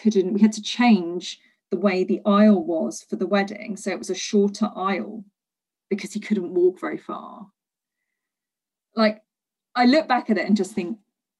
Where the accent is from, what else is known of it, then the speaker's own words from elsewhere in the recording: Leicester, East Midlands, United Kingdom; also born or lived in London; I'd moved back to my hometown of Leicester